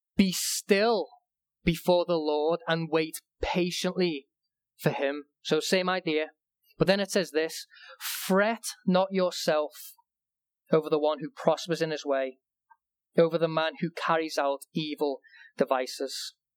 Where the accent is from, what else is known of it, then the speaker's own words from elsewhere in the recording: England, United Kingdom; when I was growing up in England